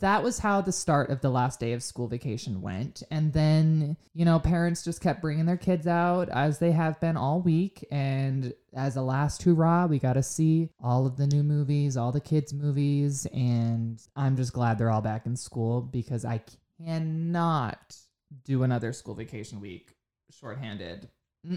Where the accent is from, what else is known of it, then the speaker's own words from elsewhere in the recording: Pennsylvania, United States; I am from Pennsylvania